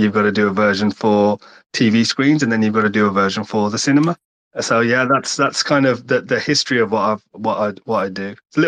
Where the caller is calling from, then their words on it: England, United Kingdom; I'm calling from the UK, England.